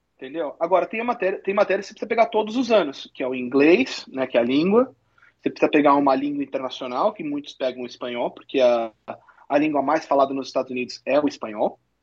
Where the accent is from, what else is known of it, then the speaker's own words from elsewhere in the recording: Santo André, São Paulo, Brazil; also born or lived in Nebraska, United States; now in Michigan, United States; eu sou de Santo André, estado de São Paulo